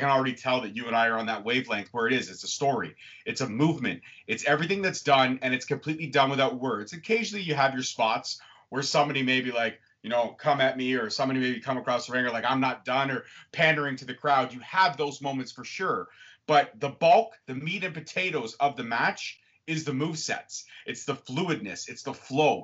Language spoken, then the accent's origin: English; Canada; also born or lived in Ontario, Canada; I am from Canada